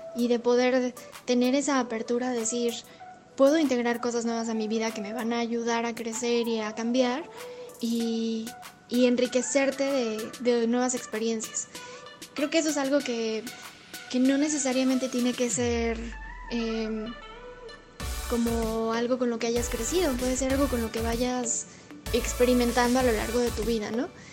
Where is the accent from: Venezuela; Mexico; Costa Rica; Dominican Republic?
Mexico; outskirts of Puebla city; yo crecí en las afueras de la ciudad de Puebla y crecí en, una, en un pueblo muy chiquito